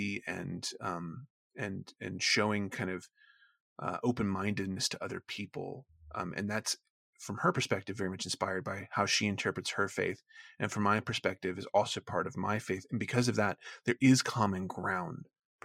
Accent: the South, United States; moved away; also born or lived in Maine; where I grew up in the South

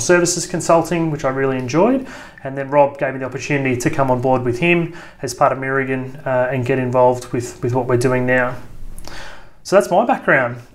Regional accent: Sydney, New South Wales, Australia; I was born in Sydney, joined the army straight out of school

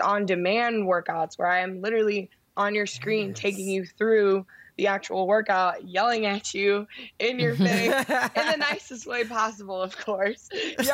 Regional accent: Chicago, Illinois, United States; I'm from Chicago

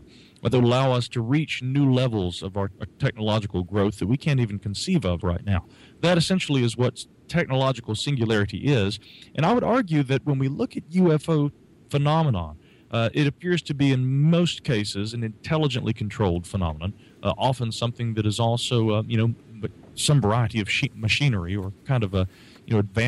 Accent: Asheville, North Carolina, United States

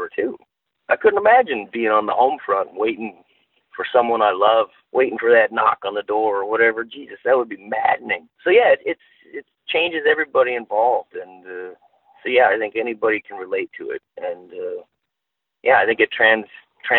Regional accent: North Dakota, United States; I was born and raised in North Dakota

